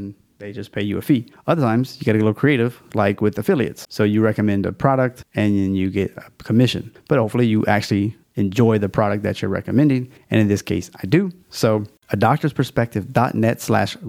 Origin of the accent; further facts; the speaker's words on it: Louisiana, United States; It's my home state